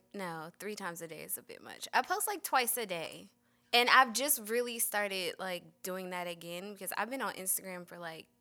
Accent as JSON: {"language": "English", "town": "Camden", "region": "New Jersey", "country": "United States", "also_born_or_lived": "North Carolina", "moved": "as an adult", "lives_now": "Atlanta, United States", "said": "I just moved here from North Carolina. I'm originally from New Jersey."}